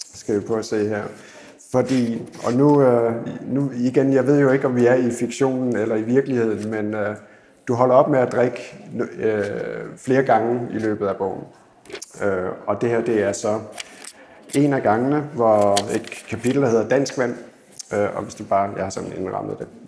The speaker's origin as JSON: {"language": "Danish", "town": "Odense", "region": "Southern Denmark", "country": "Denmark", "said": "Jeg kommer fra Odense"}